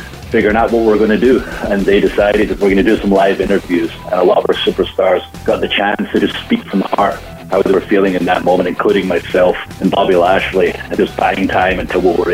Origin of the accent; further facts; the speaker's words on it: Scotland, United Kingdom; I'm from Scotland